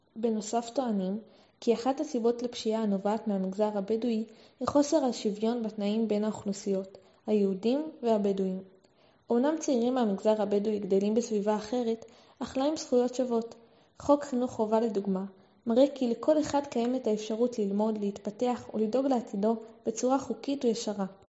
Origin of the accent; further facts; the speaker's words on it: Beersheba, Southern District, Israel; נולדתי וגדלתי בבאר שבע